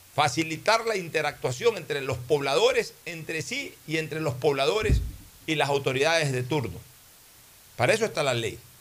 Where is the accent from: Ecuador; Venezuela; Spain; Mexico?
Ecuador; soy ecuatoriano